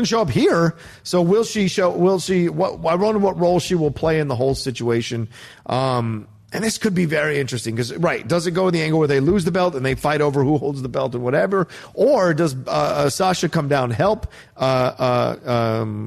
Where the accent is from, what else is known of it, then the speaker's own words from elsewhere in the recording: Southern Virginia, United States; growing up in Southern Virginia